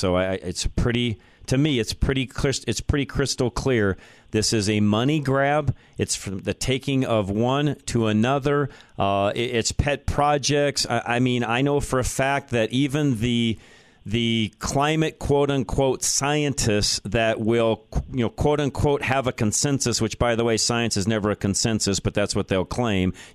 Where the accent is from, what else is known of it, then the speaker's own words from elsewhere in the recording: Colorado, United States; I've been in Colorado 58 years. I've watched it even here in my home state